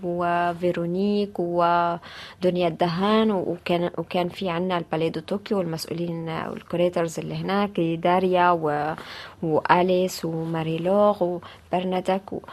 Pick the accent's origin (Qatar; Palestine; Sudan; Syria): Palestine; Gaza, Gaza Strip; moved away as an adult; now in Paris, France; وفي مدينتي غزة